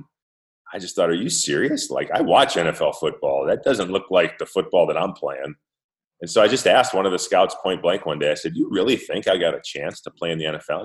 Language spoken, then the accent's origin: English; Minnesota, United States; my hometown team, the Minnesota Vikings